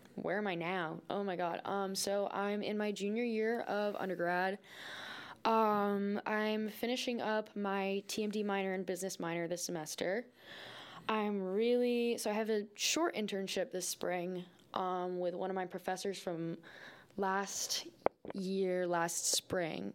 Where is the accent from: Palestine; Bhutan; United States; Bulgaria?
United States; North Smithfield, Rhode Island; I was actually born and raised in Rhode Island